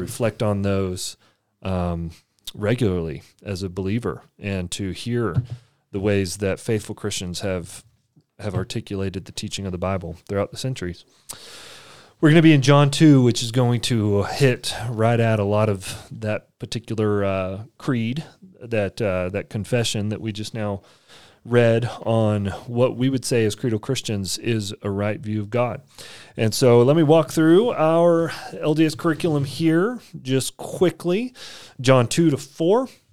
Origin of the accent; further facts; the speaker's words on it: Texas, United States; I grew up in Texas and I didn't learn Spanish